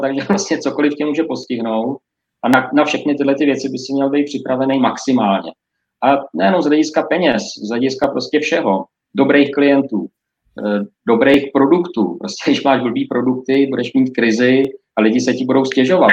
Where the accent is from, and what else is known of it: Czechia